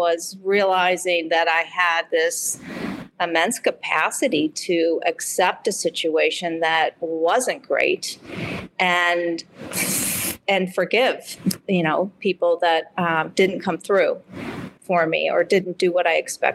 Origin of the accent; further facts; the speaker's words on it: Midwest, United States; accent: Midwest; also born or lived in Michigan City, Indiana / Chicago; my Midwest accent